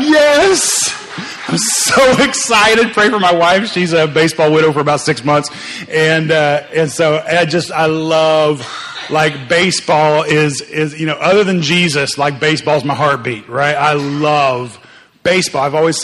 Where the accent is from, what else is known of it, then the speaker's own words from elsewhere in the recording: Oklahoma City, Oklahoma, United States; moved away as an adult; also born or lived in Oakland area, California; I grew up in Oklahoma. And some of my earliest memories are me playing like outside in the front yard. We were living in Oklahoma City